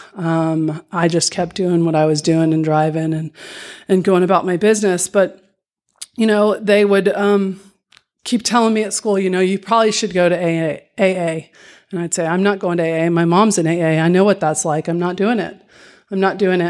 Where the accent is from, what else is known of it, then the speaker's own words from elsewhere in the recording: Dallas, Texas, United States; I grew up here in Dallas, Texas